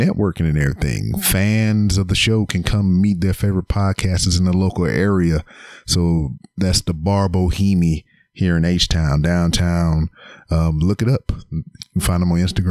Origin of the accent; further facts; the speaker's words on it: Lake Charles, Louisiana, United States; now in Houston, United States; my hometown of Louisiana in Lake Charles